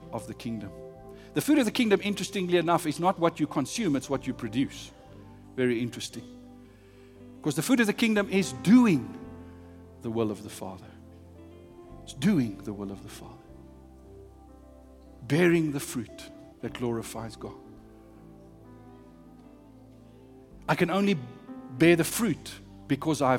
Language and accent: English; South Africa; I'm South African.